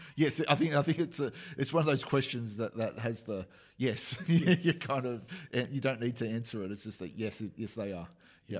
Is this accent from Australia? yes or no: yes; Australia; accent: Australian; that's my Australian accent